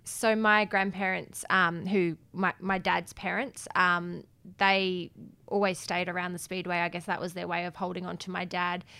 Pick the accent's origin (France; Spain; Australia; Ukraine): Australia; Adelaide, South Australia; I grew up in Adelaide